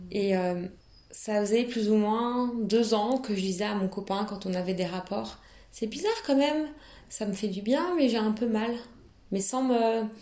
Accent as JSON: {"language": "French", "town": "Nantes", "region": "Pays de la Loire", "country": "France", "moved": "yes", "lives_now": "Paris, France", "said": "je viens de Nantes et là je travaille sur Paris"}